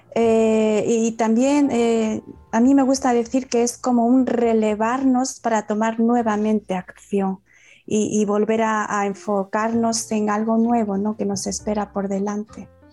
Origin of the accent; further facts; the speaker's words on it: Málaga, Andalusia, Spain; soy de Málaga, española